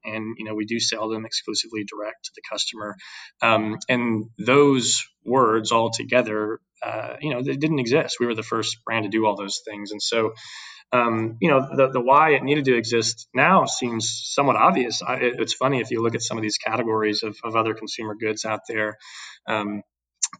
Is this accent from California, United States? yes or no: no; Dallas, Texas, United States; also born or lived in Houston, Texas / Boston / New York / Austin, Texas; I'm a born and raised Texan